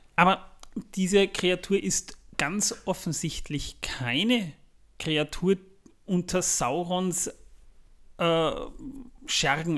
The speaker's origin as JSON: {"language": "German", "country": "Austria", "said": "Bei uns in Österreich"}